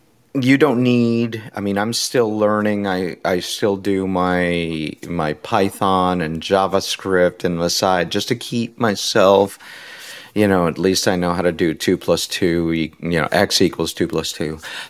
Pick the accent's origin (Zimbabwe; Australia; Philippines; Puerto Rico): Puerto Rico; You know, I'm originally from Puerto Rico.